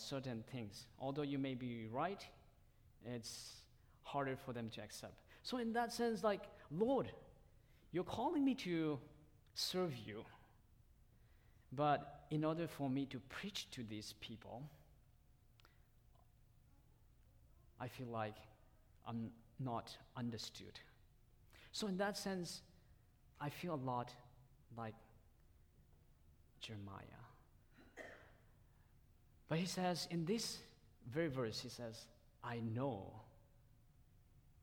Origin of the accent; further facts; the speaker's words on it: Myanmar; first language Tedim (Zomi); English is a second language; moved away; that's my mother tongue. And I came from one of the minority groups from Burma. And it's called Tedim language or Zomi language